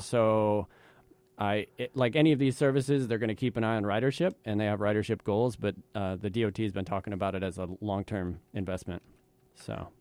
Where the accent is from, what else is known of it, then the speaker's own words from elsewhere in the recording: Midwest, United States; also born or lived in the South; now in East Coast, United States; I was born and raised in the Midwest, and I'm a transplant to the East Coast